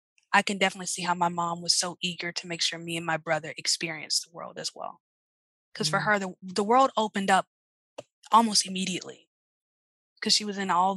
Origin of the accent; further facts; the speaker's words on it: Charlotte, North Carolina, United States; also born or lived in Columbia; now in New Orleans, United States; Yeah, I was born in Columbia, raised in Charlotte. So Charlotte's home.